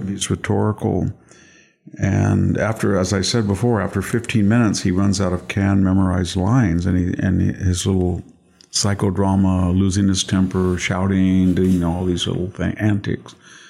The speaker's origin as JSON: {"language": "English", "town": "Selma", "region": "California", "country": "United States", "tie": "born or raised there", "said": "It was wonderful to grow up in California."}